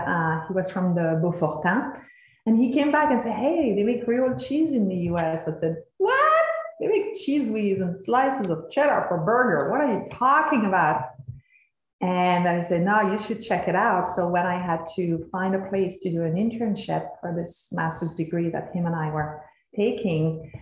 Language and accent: English; Bourgogne-Franche-Comté, France; moved away as an adult; now in Vermont, United States; I'm originally from France, and I'm the president of Vermont Creamery, and my path to cheese is I grew up in Franche-Comté, so there is some pretty good cheese being made there, with in a small village with more cow than people.